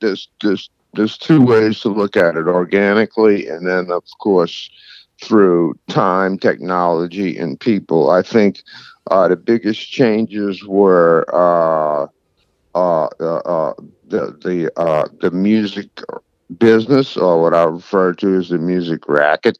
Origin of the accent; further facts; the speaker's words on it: New Orleans, Louisiana, United States; I was born here in New Orleans, and I'm still living here.